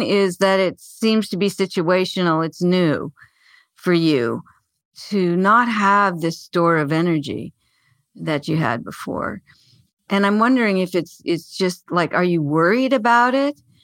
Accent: Arizona, United States; I was born in Arizona and I still live here

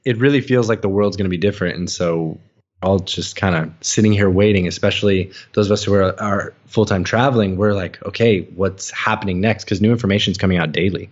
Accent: United States; moved away as an adult; growing up as an American

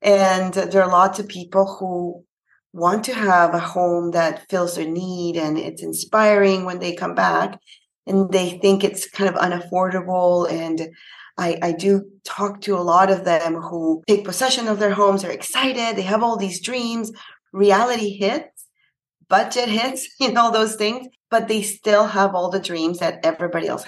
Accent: Panama; now in Canada; I'm actually from Panama. It's a little country in Central America, and I'm based in Canada.

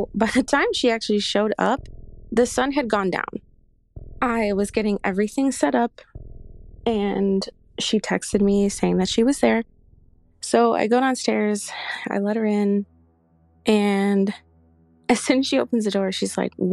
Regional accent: Chicago, Illinois, United States; Okay, so I am from Chicago.

